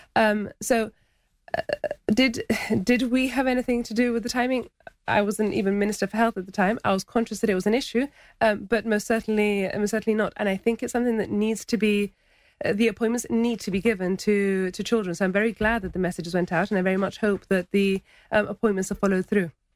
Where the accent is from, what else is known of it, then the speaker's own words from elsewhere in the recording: Gibraltar; also born or lived in Laguna (Gibraltar); as soon as Montague Gardens was built, my parents moved into Montague Gardens